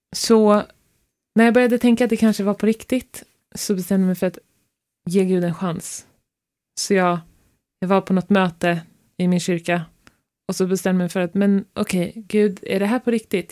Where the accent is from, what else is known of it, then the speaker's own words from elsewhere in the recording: Stockholm, Stockholm County, Sweden; moved away as an adult; now in Norway; vi är båda uppvuxna i Stockholm